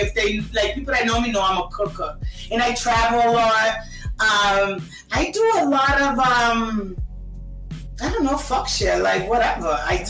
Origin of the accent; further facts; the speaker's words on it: Boston, Massachusetts, United States; moved away; I'm from Boston.